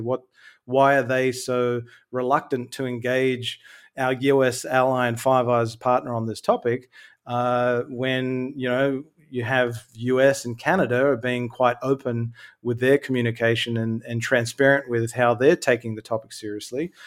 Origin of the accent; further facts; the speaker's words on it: Sydney, New South Wales, Australia; now in Melbourne, Australia; I'm originally from Sydney. Uh, I live in Melbourne, Australia now